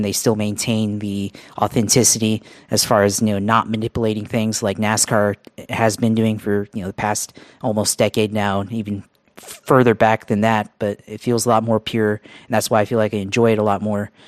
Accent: United States; growing up in America

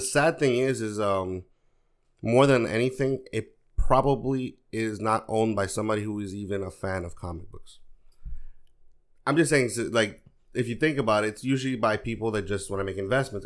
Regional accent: New York, United States; also born or lived in Dominican Republic; I grew up, I grew up in New York, but I spent a lot of my summers in the American Public

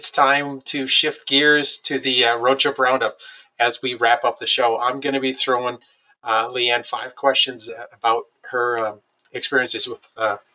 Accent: Wisconsin, United States; I'm from Wisconsin.

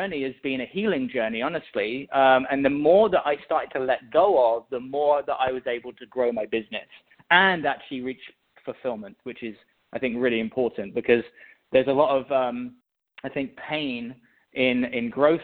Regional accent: England, United Kingdom; I was born in England, and I mean, I had a pretty normal childhood growing up, honestly

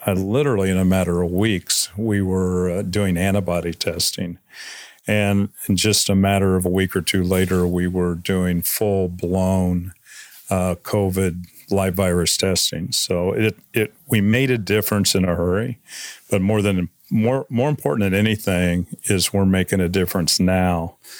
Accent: Missouri, United States; now in McCall, Idaho, United States; I grew up in Missouri

